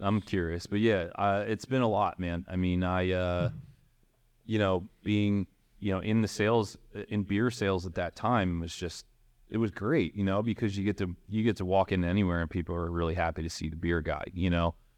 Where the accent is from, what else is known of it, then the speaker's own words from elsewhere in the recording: Philadelphia, Pennsylvania, United States; I grew up in the Northeast in Fox Chase